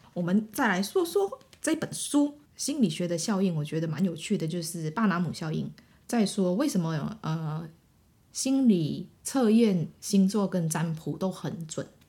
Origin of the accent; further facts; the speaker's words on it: Malaysia; moved away as an adult; also born or lived in Taiwan; 因为我是马来西亚人嘛，那我来嗯。台湾念书嗯。然后我那时候就会觉得想说我会不会被排挤？因为我嗯。讲话有口音啊